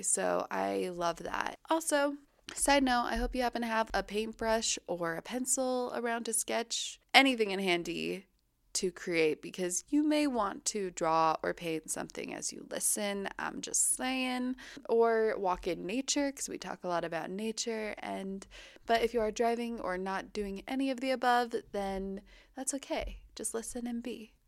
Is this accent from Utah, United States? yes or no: yes; Utah, United States; also born or lived in Hawaii; when I was growing up here